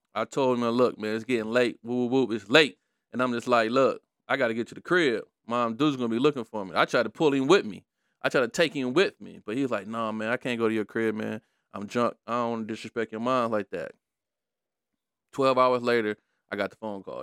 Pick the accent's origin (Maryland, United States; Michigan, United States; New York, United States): Michigan, United States; Detroit; I was growing up in Brightmore